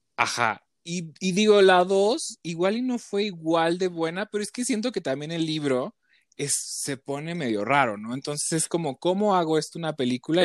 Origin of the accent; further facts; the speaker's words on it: Chiapas, Mexico; moved away; yo soy de Chiapas